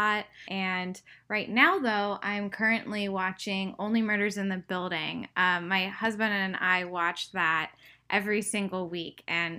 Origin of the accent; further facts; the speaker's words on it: Pittsburgh, Pennsylvania, United States; moved away as an adult; now in Los Angeles, United States; I'm originally from Pittsburgh